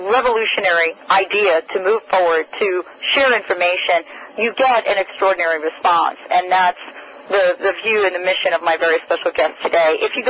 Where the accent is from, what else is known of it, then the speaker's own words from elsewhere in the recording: New York City, New York, United States; Even growing up in the Bronx, my grandfather had an herb garden.